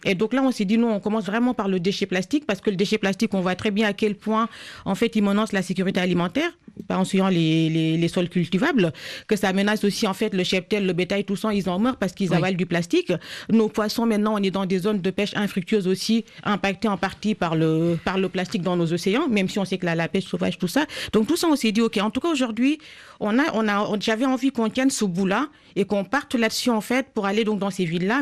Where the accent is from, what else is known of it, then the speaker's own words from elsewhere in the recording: Senegal; j'ai grandi au Sénégal